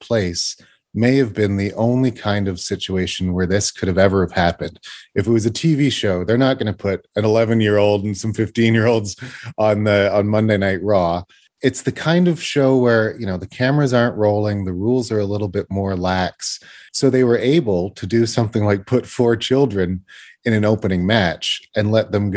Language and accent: English; Canada; I'm a Canadian boy